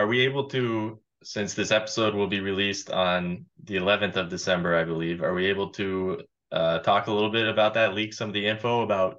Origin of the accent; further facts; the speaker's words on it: United States; moved away as an adult; now in Zagreb, Croatia; it's an extremely difficult language for me as an American.